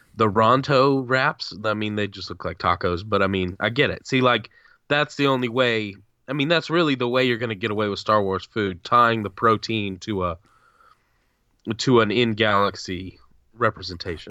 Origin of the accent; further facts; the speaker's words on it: the South, United States; I'm, just as a Southerner